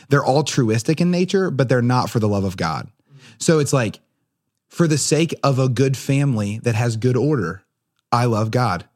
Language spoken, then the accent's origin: English; Portsmouth, New Hampshire, United States; I'm also from Portsmouth